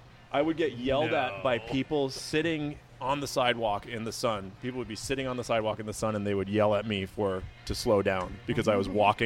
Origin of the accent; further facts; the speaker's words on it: Minneapolis, Minnesota, United States; moved away as an adult; also born or lived in Charlotte, North Carolina; I was born and raised in Minneapolis, St. Paul, by Europeans